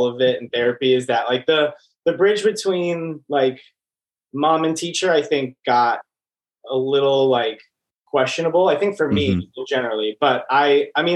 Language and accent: English; Franklin, Wisconsin, United States; now in Los Angeles, United States; I am from... I'll say like very specifically like Franklin, Wisconsin, which is a suburb outside of Milwaukee. It's like 20, 25 minutes outside of Milwaukee. And born and raised.